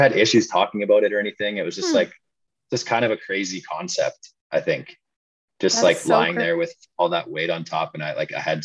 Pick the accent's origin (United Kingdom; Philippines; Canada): Canada; Williams Lake, British Columbia; also born or lived in Vancouver / Prince George; now in Kelowna, Canada; I grew up in Williams Lake, BC, until I was about 18.